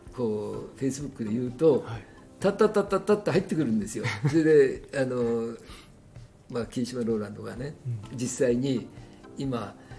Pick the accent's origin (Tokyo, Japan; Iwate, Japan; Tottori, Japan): Tokyo, Japan; 僕は東京の京橋で生まれ育った